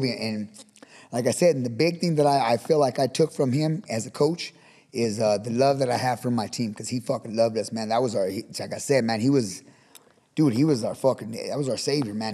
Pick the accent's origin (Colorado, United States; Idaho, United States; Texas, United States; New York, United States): Colorado, United States; Pueblo; now in Fort Morgan, United States; We grew up in uh, in Pueblo and on the south side in uh, the Pueblo Village apartments and the projects on the south side